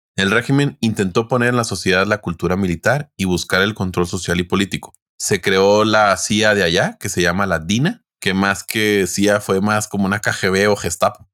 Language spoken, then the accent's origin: Spanish; Mexico; uno como mexicano